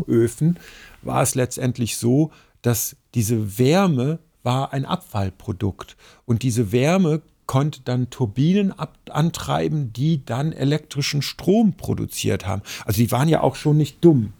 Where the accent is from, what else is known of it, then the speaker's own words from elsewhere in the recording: Ruhr area, North Rhine-Westphalia, Germany; now in Central Hesse, Germany; bei uns im Ruhrgebiet, wo ich aufgewachsen bin